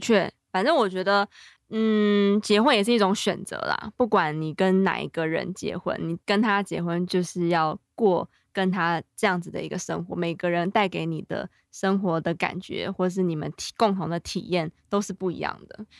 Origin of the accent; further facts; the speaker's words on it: Taipei, Taiwan; 我一直都住在天龙国